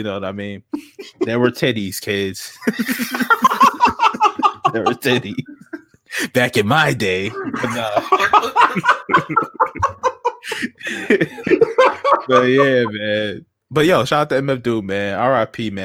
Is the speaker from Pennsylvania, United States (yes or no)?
no; Uniondale, New York, United States; I'm from Uniondale